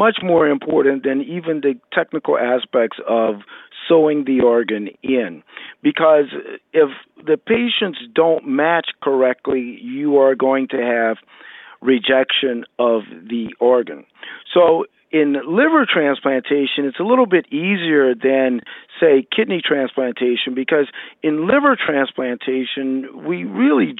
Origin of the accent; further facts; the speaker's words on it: Louisiana, United States; I'm originally from Louisiana. I grew up in Louisiana